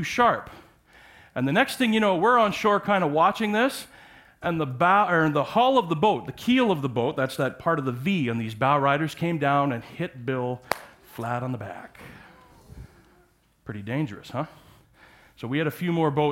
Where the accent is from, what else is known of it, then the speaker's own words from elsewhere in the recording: Parry Sound, Ontario, Canada; I grew up on Georgian Bay in Parry Sound area